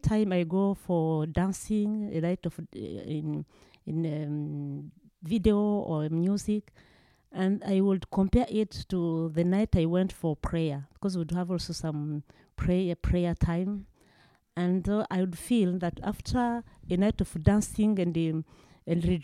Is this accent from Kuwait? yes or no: no; Rwanda; moved away; I'm from Rwanda. I grew up in a Christian family